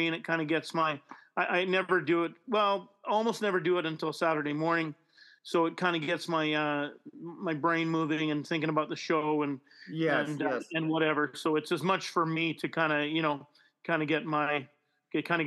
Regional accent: Winnipeg, Manitoba, Canada; also born or lived in Vancouver; I grew up in Fort Garry

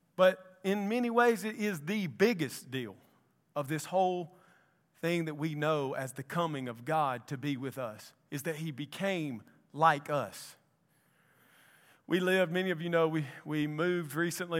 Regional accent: Columbus, Mississippi, United States; now in Anniston, United States; I'm from Columbus, Mississippi.

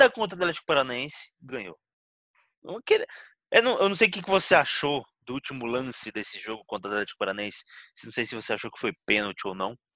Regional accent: Rio de Janeiro, Brazil; born there; Que eu, eu, nasci no Rio, mas tô aqui, vai me, me A, a família tá em São Paulo, eu moro no Rio, enfim, é isso aí.

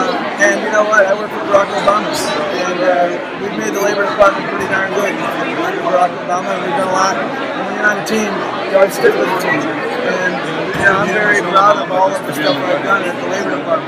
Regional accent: Buffalo, New York, United States; Well, you know, I grew up in Buffalo, New York, and I know what NAFTA did.

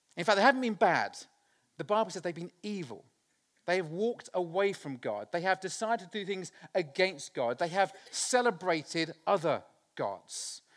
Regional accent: Littleport, East of England, United Kingdom; I was born in Littleport in Cambridgeshire, a very small village on the side of the River Ouse

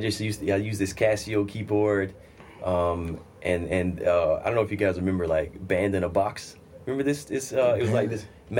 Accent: Mississippi, United States; now in New York City, United States; I'm from Mississippi originally.

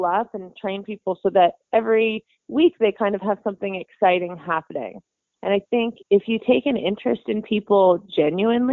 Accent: Beaverton, Ontario, Canada; the hometown that I grew up in Beaverton, Ontario

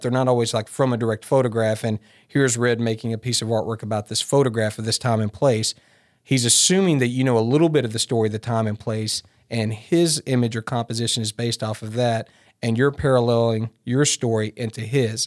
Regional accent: Martin, Tennessee, United States; also born or lived in Bogalusa, Louisiana; I'm a West Tennessee kid, so believe it or not, I grew up in Martin

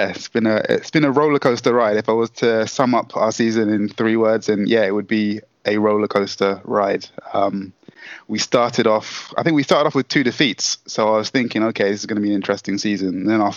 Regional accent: Southampton, South East England, United Kingdom; I was born and raised in Southampton

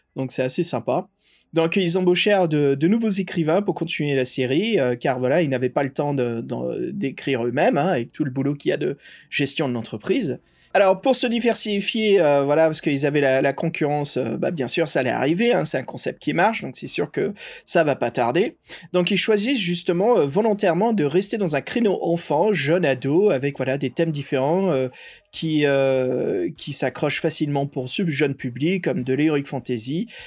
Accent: United States; moved away; une grande partie de mon enfance aux USA

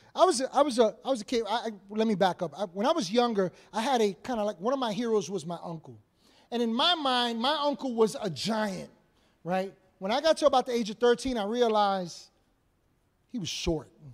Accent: New York City, New York, United States; we grew up in Washington Heights in upper Manhattan

